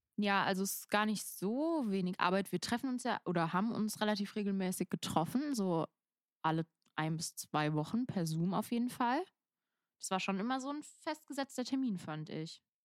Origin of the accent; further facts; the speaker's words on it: Rhens, Rhineland-Palatinate, Germany; in meinem Heimatdorf äh, irgendwie so ein bisschen aus, halt in Rehens